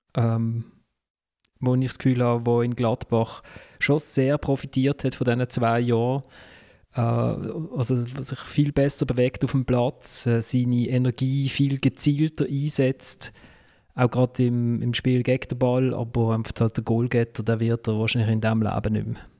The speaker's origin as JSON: {"language": "German", "town": "Basel", "region": "Basel-Stadt", "country": "Switzerland", "said": "als Basler"}